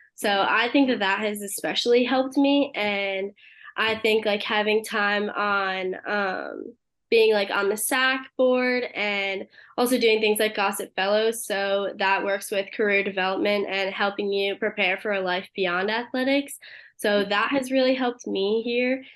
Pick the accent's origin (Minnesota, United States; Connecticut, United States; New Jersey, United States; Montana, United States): Connecticut, United States; moved away; I'm originally from Connecticut